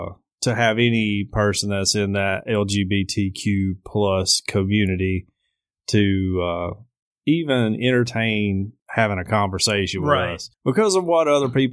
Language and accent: English; United States; But as an American, speaking strictly as American